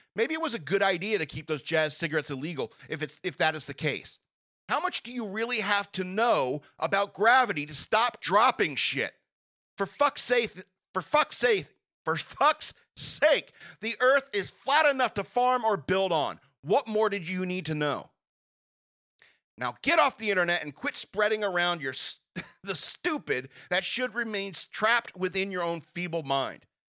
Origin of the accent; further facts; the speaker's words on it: United States; I, as an American